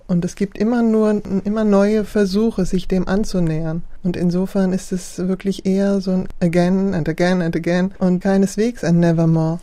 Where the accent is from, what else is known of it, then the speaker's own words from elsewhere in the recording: Germany; first language German; moved away as an adult; also born or lived in France; Ich bin mit 18 nach Frankreich gegangen, dann habe ich, und ich habe angefangen als Jugendliche zu schreiben und habe auf Deutsch, weil ich ja in Deutschland, was war meine Muttersprache, ist meine Muttersprache.